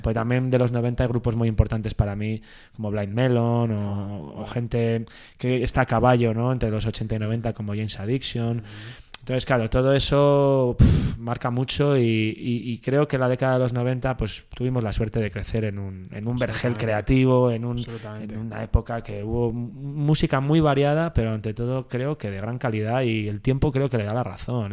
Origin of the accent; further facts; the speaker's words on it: Valladolid, Castile and León, Spain; en Valladolid, que es de donde soy yo